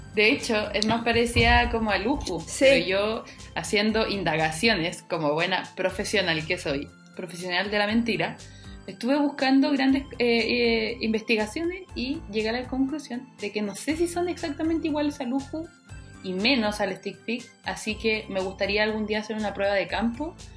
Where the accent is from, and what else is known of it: Chile